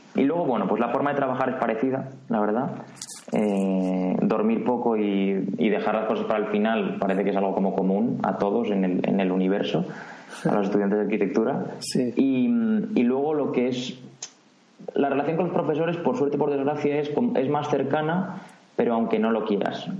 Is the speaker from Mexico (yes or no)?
no; Madrid, Community of Madrid, Spain